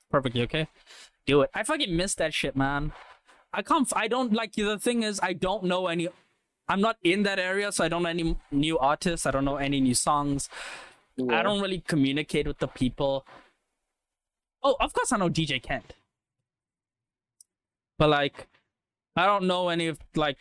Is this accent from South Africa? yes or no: yes; Western Cape, South Africa; I'm from Western Cape.